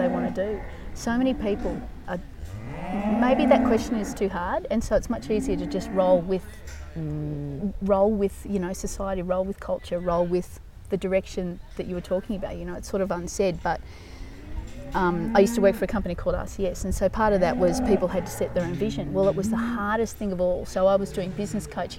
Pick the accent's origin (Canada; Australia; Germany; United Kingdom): Australia; Walker; also born or lived in United States; I only grew up in Walker, not far from here